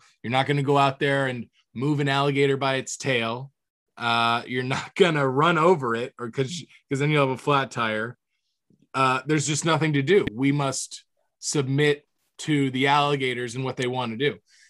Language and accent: English; Florida, United States; growing up in Florida